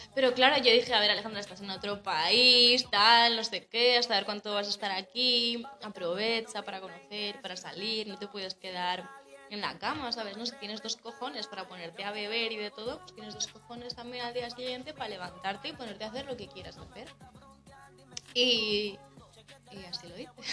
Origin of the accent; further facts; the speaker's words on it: Navarre, Spain; moved away as an adult; also born or lived in Colombia; now in Germany; nací en Colombia, tengo 22 años. Em, bueno, vivo en España desde que tenía, uf, como 8 o 9 meses. Y y eso, vivo en Navarra. Básicamente he vivido desde los 10 años en Navarra